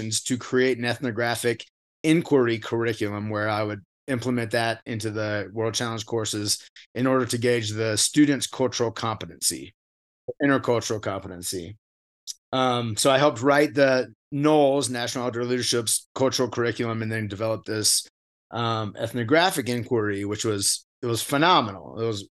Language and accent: English; Wake Forest, North Carolina, United States; I was born and raised in North Carolina in a town called Wake Forest.